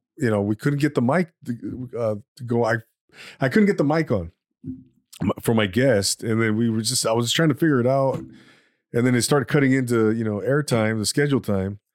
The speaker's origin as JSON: {"language": "English", "area": "Inland Empire", "region": "California", "country": "United States", "tie": "born or raised there", "said": "I grew up"}